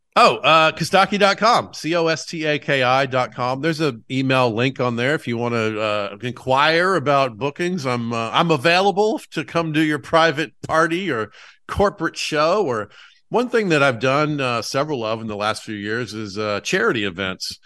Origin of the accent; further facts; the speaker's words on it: Atlanta, Georgia, United States; I'm from Atlanta